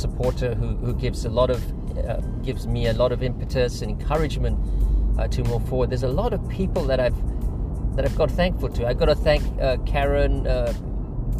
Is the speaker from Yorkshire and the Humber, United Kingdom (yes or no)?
no; London, United Kingdom; I'm originally from London